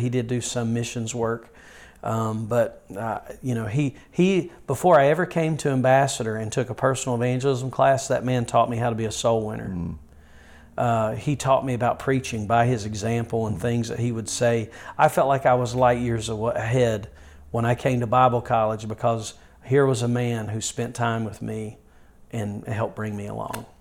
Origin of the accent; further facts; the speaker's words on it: Yadkinville, North Carolina, United States; I was born and raised near Yadkinville, North Carolina, and uh, pretty much have been raised in the rural part of North Carolina all of my childhood and teenage years